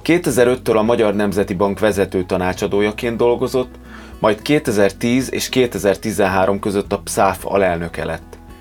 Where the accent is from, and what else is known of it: Hungary